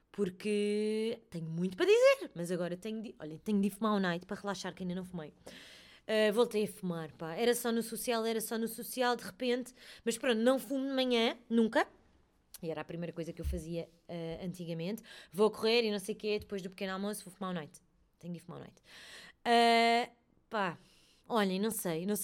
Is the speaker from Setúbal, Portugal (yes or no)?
yes; Melides, Setúbal, Portugal; que Melides também é a minha terra sabem? Isto é muito estranho para mim.